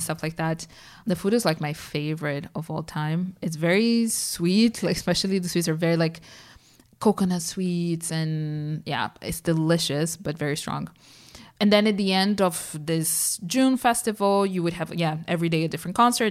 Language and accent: English; São Paulo, Brazil; growing up in Sao Paulo